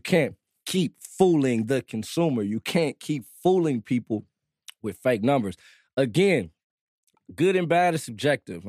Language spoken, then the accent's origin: English; Compton, California, United States; also born or lived in Germany; I'm from Compton